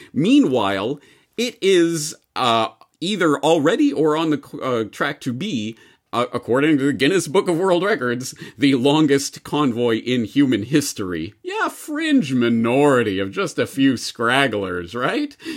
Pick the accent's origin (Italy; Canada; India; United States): Canada